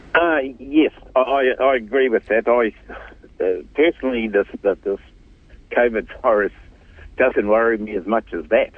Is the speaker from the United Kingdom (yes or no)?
no; Hokianga, Northland, New Zealand; I'm from the Hokianga, I'm born in the Hokianga